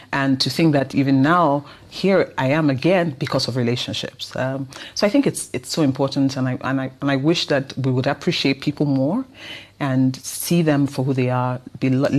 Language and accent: English; Nigeria; accent: Nigerian; a lady recognized my accent, that I was Nigerian